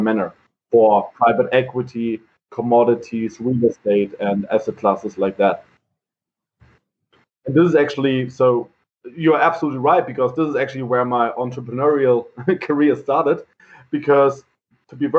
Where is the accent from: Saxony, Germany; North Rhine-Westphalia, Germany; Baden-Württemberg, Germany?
Baden-Württemberg, Germany; Heidelberg; I'm born and raised in Heidelberg.